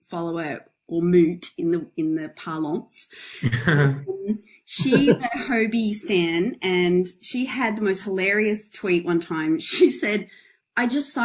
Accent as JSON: {"language": "English", "town": "Adelaide", "region": "South Australia", "country": "Australia", "moved": "yes", "lives_now": "Melbourne, Australia", "said": "we're both originally from Adelaide"}